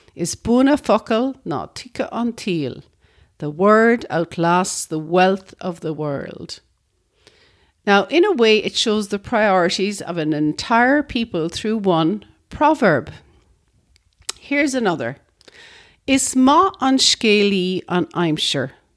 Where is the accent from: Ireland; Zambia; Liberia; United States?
Ireland; one of the nicest things about being Irish is the Irish language itself.